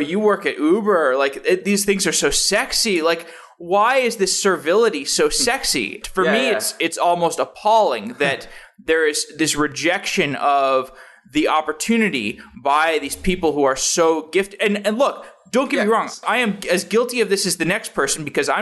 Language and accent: English; Austin, Texas, United States; now in Seattle, United States; I grew up in Austin